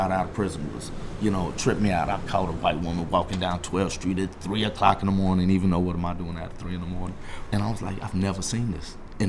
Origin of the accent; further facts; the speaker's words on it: Austin, Texas, United States; an immigrant with a minority child, you know, growing up in Texas